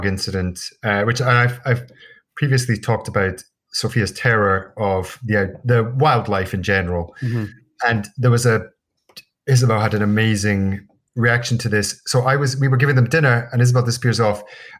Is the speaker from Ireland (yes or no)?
no; Scotland, United Kingdom; Why would I not know what a mosquito is? He's like, well, you're from Scotland.